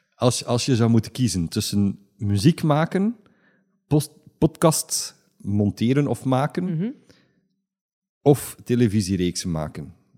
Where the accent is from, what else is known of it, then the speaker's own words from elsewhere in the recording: Wetteren, Flanders, Belgium; we zijn alle twee van Wetteren